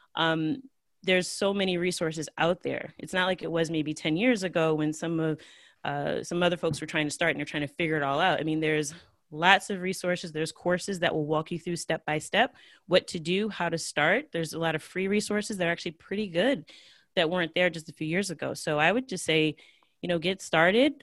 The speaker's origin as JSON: {"language": "English", "country": "United States", "tie": "born or raised there", "first_language": "English", "said": "I'm from the United States"}